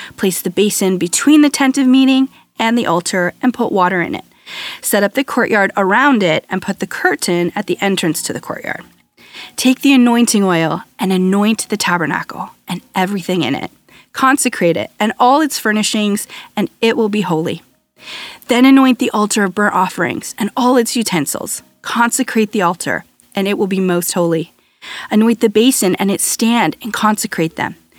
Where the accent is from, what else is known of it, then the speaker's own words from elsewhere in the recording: United States; I'm American, a firstborn